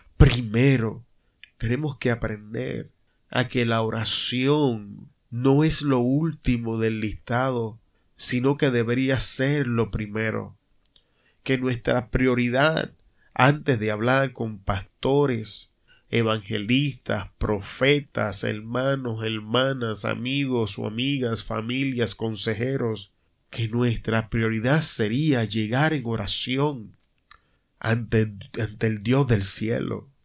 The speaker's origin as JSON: {"language": "Spanish", "country": "Puerto Rico", "said": "como decimos en mi país, Puerto Rico"}